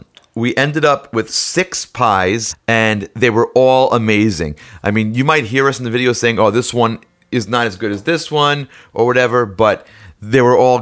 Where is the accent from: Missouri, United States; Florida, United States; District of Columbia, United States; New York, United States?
New York, United States; We only play Staten Island maybe once every, you know, 8 or 9 years. So it's a big deal. That's my hometown. My whole family's there.